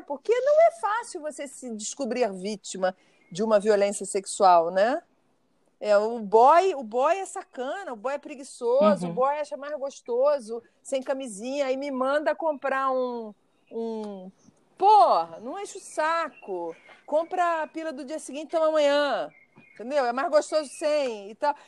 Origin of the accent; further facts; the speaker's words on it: Brazil; eu, sendo brasileira